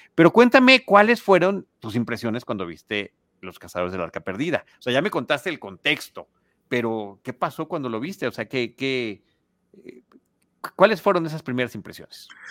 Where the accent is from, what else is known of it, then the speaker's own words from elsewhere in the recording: Mexico City, Mexico; also born or lived in Portales Oriente, Mexico City; crecí en Plateros y crecí con toda esa eh, eh, espíritu callejero